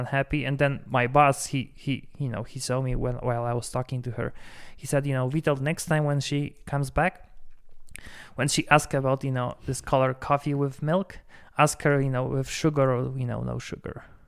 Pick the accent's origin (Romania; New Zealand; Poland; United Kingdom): Poland; now in Denver, United States; I'm from Poland, we have Four Seasons